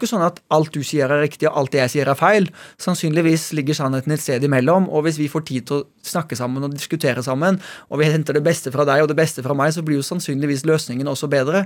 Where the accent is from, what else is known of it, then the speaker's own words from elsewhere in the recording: Oslo, Norway; also born or lived in Haugesund, Norway; Jeg er født i Haugesund. Og selv om jeg vokste opp i Oslo